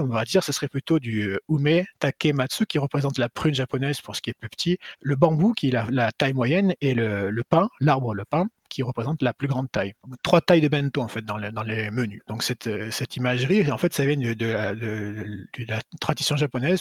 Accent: Marseille, Provence-Alpes-Côte d'Azur, France; moved away as an adult; now in Tokyo, Japan; je suis de Marseille

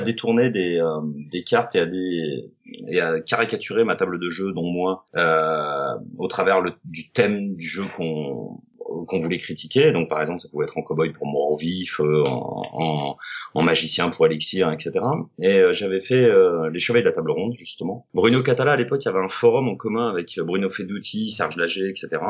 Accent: Avignon, Provence-Alpes-Côte d'Azur, France; now in Aix-en-Provence, France; Je suis d'Avignon originairement, et puis j'ai fait mes études à Aix, en fait. Et là, ça fait 22-23 bah, ans que je suis sur Aix

